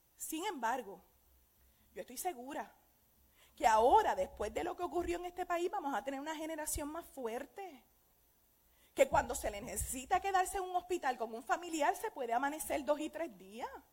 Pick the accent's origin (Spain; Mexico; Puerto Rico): Puerto Rico; Aguadilla; Yo tengo una amiga que nos criamos juntas en Aguadilla